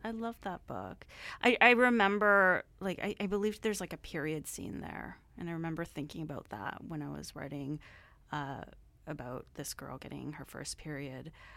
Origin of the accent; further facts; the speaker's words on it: Surrey, British Columbia, Canada; growing up in Surrey, it was, like, I don't know, super multicultural